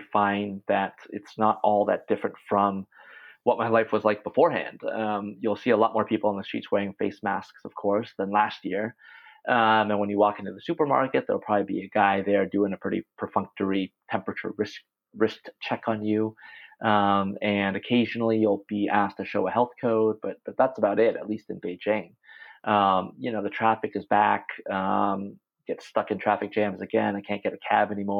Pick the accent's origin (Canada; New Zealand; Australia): Canada; now in China; I'm Canadian